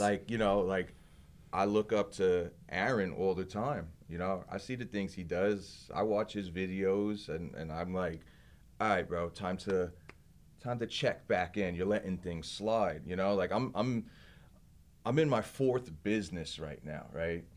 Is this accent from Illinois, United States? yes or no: no; Belleville, New Jersey, United States; also born or lived in Hoboken, New Jersey; I'm from Belleville, New Jersey. Originally born in Hoboken, New Jersey